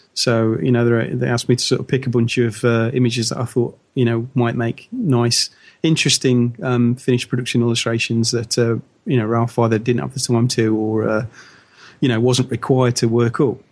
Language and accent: English; United Kingdom; as Brit